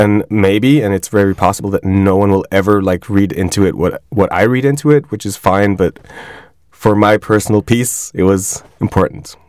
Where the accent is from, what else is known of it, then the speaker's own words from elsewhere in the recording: Switzerland; I grew up in Switzerland